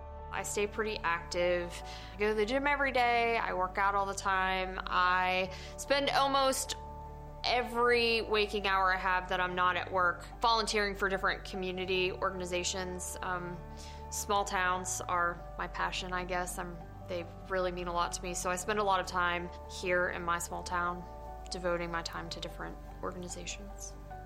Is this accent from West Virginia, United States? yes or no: yes; West Virginia, United States; also born or lived in Ohio; I'm originally from West Virginia. I was born in Ohio, been raised in West Virginia the majority of my life.